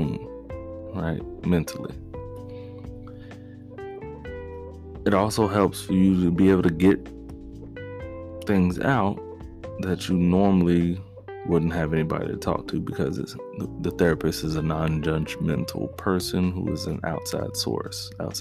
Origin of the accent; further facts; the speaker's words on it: United States; people here born and raised in the United States, which, believe it or not, we are privileged to be born in the United States